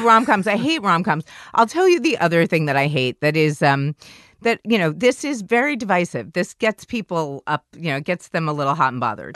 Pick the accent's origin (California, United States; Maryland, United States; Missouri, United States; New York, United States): New York, United States; New York City; I did not grow up in the Midwest. I grew up in New York City